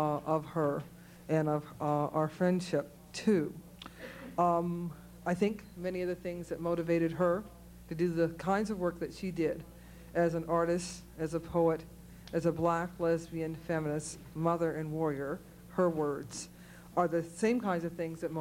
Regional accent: Cleveland, Ohio, United States; moved away; I grew up in Cleveland, Ohio, which I wanted to get out of desperately

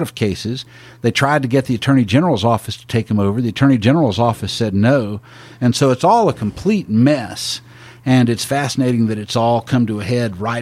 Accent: Tyler, Texas, United States; Smith County is actually my home county. I grew up in Tyler

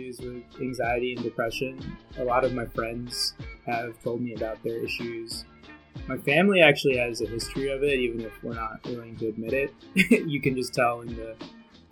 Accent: Central New Jersey, United States; We're literally from Central New Jersey.

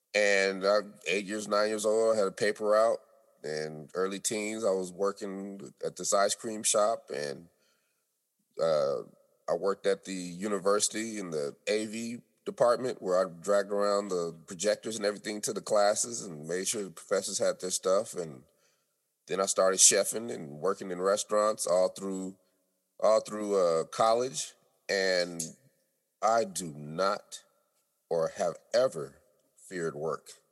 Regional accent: Denver, Colorado, United States; also born or lived in California; now in Atlanta, United States; We're from Denver, and then I moved to California

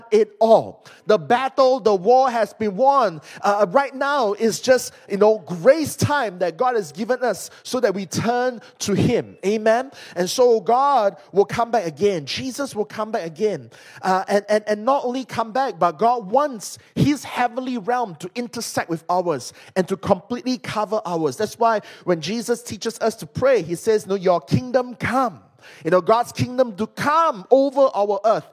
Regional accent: Malaysia; I'm from Malaysia.

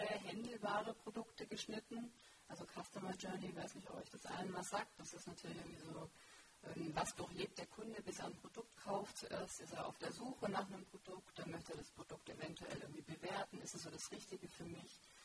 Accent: Stuttgart area, Baden-Württemberg, Germany; ich komme aus dem Stuttgarter Raum

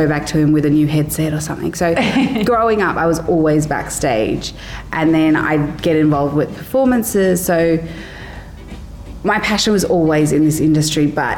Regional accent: Brisbane, Queensland, Australia; now in Sharjah, United Arab Emirates; I come from Brisbane

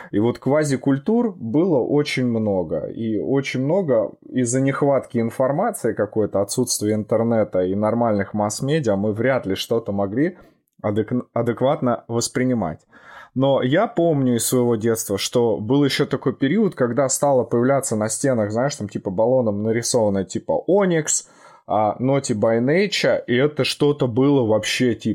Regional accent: Krasnogorsk, Moscow Oblast, Russia; А мое детство проходило, а мое детство проходило в Московской области, если знаешь такой город Красногорск.

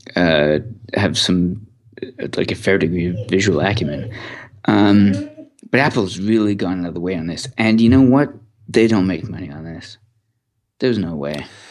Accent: Canada; I'm Canadian

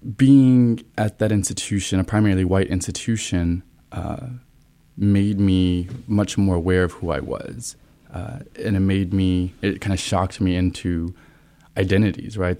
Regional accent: Olton, Texas, United States; moved away as an adult; now in Columbus, United States; I am originally from Texas

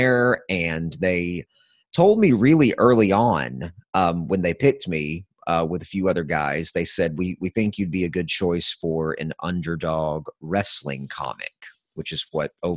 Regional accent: the South, United States; I'm from the South

